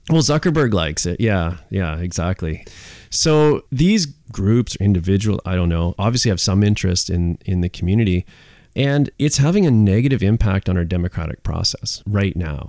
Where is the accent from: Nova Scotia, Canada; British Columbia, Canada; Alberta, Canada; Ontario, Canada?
British Columbia, Canada; Squamish; I'm third generation Squamish